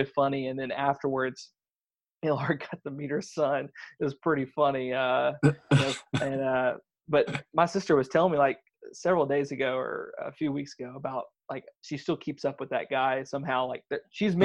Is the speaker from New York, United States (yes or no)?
no; DeRidder, Louisiana, United States; I grew up in DeRidder, Louisiana.